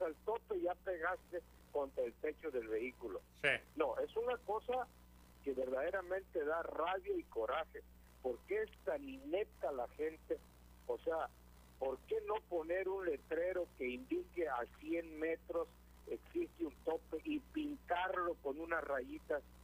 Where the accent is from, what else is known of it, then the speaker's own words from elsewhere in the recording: Michoacán, Mexico; now in California, United States; yo soy de Michoacán